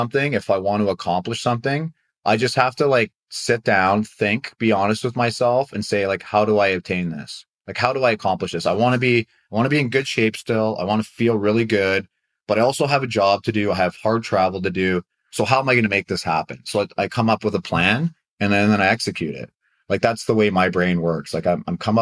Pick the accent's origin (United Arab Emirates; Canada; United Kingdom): Canada; moved away as an adult; also born or lived in Anaheim, United States; now in United States; I'm a Canadian living in the U.S.